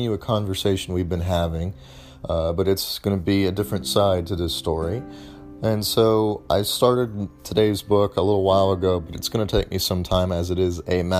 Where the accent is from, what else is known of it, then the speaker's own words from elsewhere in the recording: United States; I am not actually from Israel and I'm from the United States